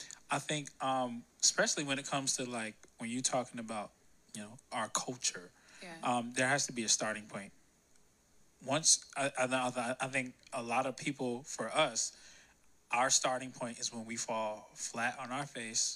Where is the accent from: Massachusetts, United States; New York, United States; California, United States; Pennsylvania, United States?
Pennsylvania, United States; Philadelphia; I grew up in Philly